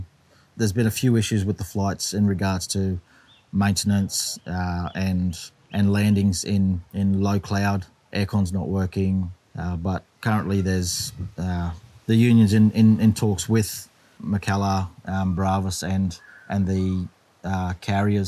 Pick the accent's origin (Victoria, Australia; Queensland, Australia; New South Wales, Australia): Queensland, Australia; Cairns; moved away as an adult; now in Townsville, Australia; I was born and raised in this particular spot we're in now